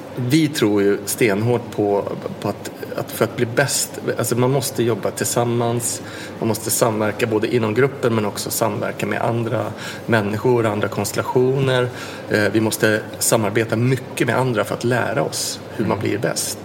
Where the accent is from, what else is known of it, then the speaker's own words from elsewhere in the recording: Sweden; vi kommer från lilla Sverige och Skandinavien